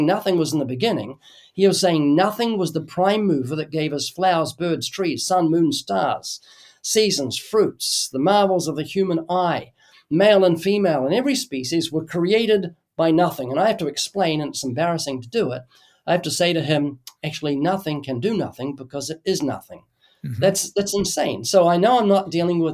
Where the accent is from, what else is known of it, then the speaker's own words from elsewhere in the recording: New Zealand; moved away as an adult; now in United States; I come from New Zealand. And when I was a kid in New Zealand